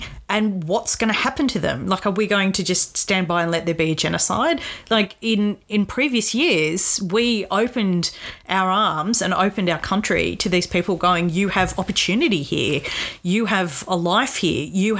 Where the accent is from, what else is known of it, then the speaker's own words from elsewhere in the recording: Australia; So we are withdrawing from Afghanistan.